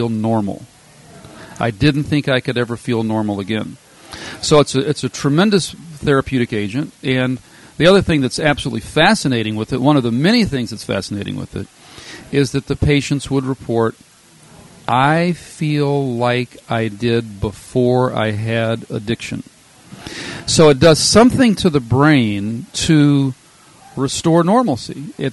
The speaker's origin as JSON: {"language": "English", "region": "Louisiana", "country": "United States", "tie": "born or raised there", "also_born_or_lived": "Minnesota", "moved": "as an adult", "lives_now": "Wisconsin, United States", "said": "I'm a Louisiana native"}